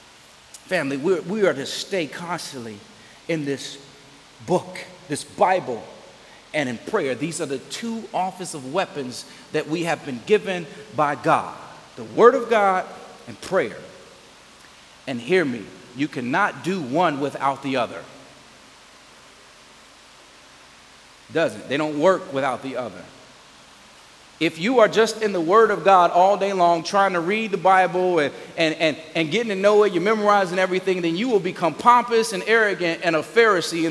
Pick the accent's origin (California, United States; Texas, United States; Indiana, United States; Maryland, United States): Indiana, United States; Gary; I grew up in Gary